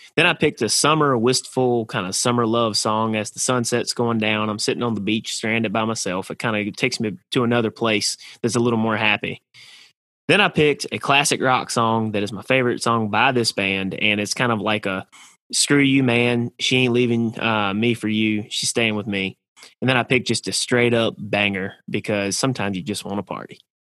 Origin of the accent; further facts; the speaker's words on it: North Carolina, United States; I'm from North Carolina